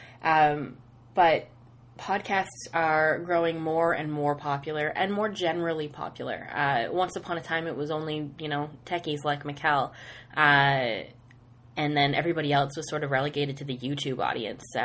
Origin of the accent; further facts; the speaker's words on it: Nova Scotia, Canada; moved away as an adult; now in London, Ontario, Canada; I'm from Nova Scotia.